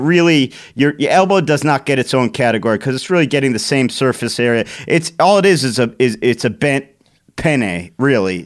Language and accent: English; Cleveland, Ohio, United States; growing up in Cleveland, I had a bunch of friends that went there.